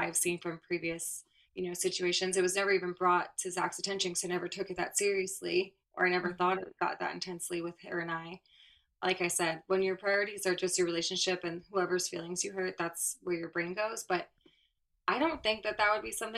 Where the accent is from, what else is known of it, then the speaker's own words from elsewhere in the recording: Florida, United States; I'm from Florida